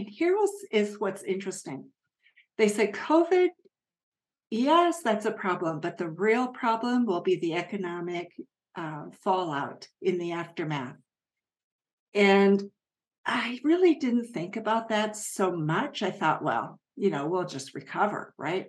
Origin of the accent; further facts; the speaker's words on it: Japan; moved away; I grew up in Japan